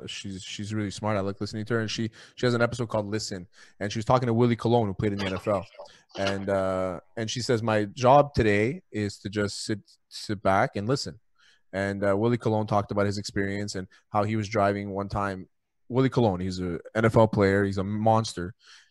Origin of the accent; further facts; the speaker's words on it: New York City, New York, United States; these are things that I've had to deal with my entire life growing up in New York City.